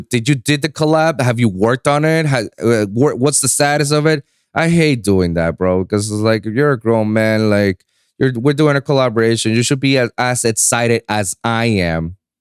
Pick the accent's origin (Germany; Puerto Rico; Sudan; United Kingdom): Puerto Rico; moved away as an adult; now in Miami, United States; I was born and raised in Puerto Rico, and I went my whole life into a American school that's set in Puerto Rico